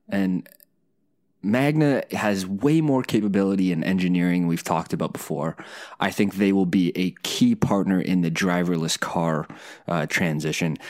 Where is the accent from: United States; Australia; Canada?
Canada; a Canadian engineer